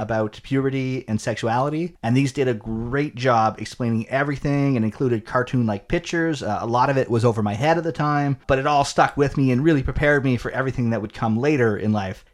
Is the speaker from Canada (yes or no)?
yes; Canada; we grew up in Canada